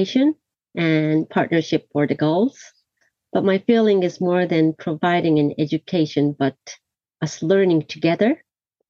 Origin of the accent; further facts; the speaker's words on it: Tokyo, Japan; also born or lived in New York, United States; I was born and raised in Tokyo